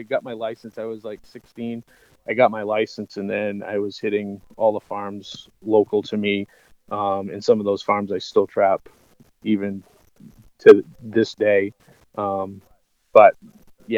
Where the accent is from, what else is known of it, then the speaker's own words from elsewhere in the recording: Old Orchard Beach, Maine, United States; I grew up in Old Orchard Beach, Maine